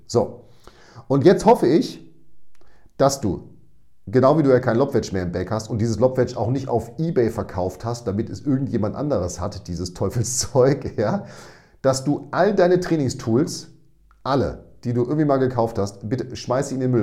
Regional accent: Münster, North Rhine-Westphalia, Germany; ich komme aus Münster und da ist der Winter relativ nass

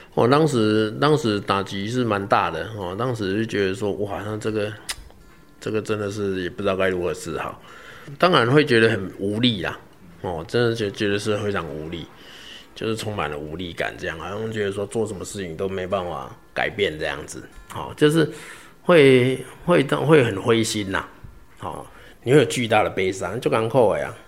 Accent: Zhuqi, Chiayi County, Taiwan; moved away as an adult; also born or lived in Taipei / Heidelberg, Germany; 我老家是在嘉义县竹崎乡啊，哈，一个金丝村， 一个， 一个乡村，然后后来读嘉义高中

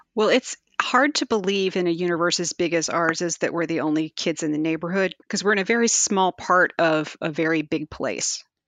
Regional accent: Virginia, United States; I grew up in Virginia

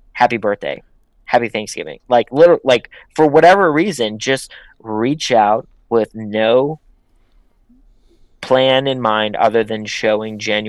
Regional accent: Pittsburgh, Pennsylvania, United States; now in Los Angeles, United States; So I'm from Pittsburgh. I'm not from Los Angeles. I come from a blue collar town. So when I came out here, I genuinely wanted to build relationships with people.

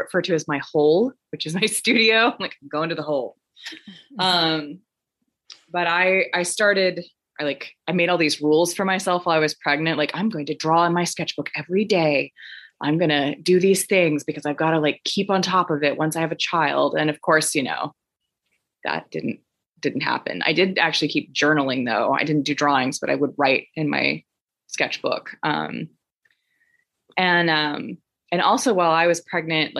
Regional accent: Tulsa, Oklahoma, United States; I am in Tulsa, Oklahoma, which is my hometown

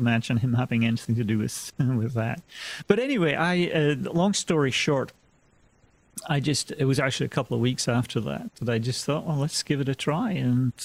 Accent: Scotland, United Kingdom; now in United States; I'm originally from Scotland, and you know, gradually had drifted west over the years.

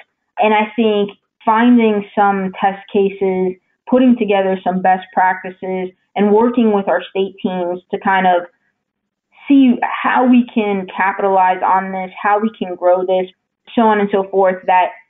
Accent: New Jersey, United States; moved away; I'm originally from New Jersey

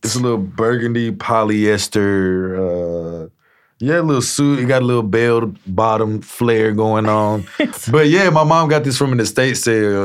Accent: Shreveport, Louisiana, United States; I grew up in Shreveport and the Red River just run through it

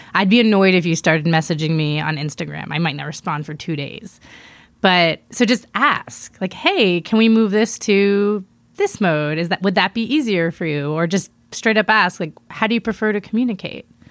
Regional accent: East Coast, United States; moved away; also born or lived in Miami / New York; I'm originally from the East Coast, Miami and New York

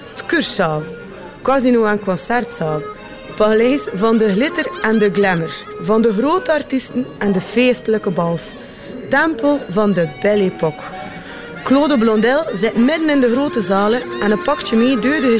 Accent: Ostend, Flanders, Belgium; Ik ben van Oostende en ik verkoop mijn hernozen en vis aan de trap hier in Oostende.

